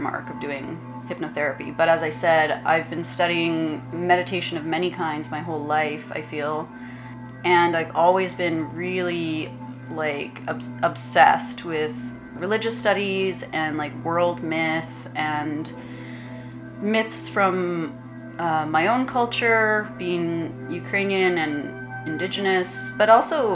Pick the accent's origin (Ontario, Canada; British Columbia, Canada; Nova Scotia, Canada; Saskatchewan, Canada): Saskatchewan, Canada; Regina; moved away as an adult; also born or lived in Los Angeles; now in Montreal, Canada; my hometown in Regina